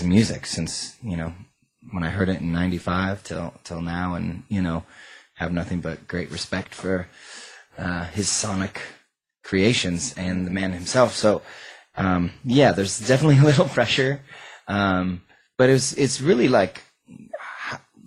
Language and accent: English; Washington, United States; We are both from Washington State, and we met almost 20 years ago in the music scene in the greater Seattle area